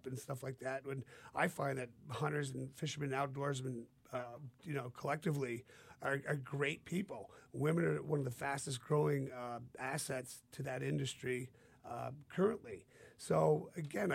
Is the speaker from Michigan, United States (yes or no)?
no; New Hampshire, United States; we're from New Hampshire, and we deer hunt